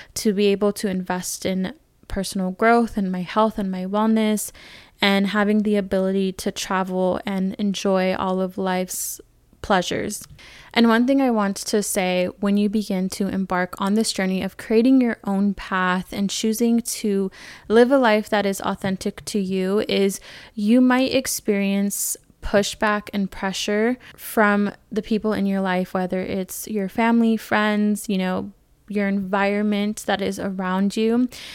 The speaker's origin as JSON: {"language": "English", "region": "California", "country": "United States", "tie": "born or raised there", "said": "growing up in California, I was around a lot of diversity"}